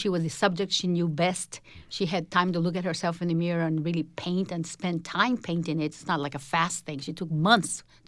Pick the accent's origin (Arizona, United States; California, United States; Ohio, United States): Arizona, United States; Phoenix; We are from Phoenix, we are hot, you know, we endure all this heat